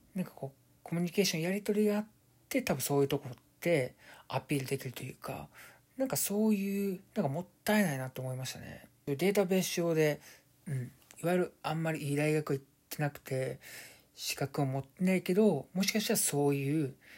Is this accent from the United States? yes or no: no; Kansai, Japan; 僕関西出身で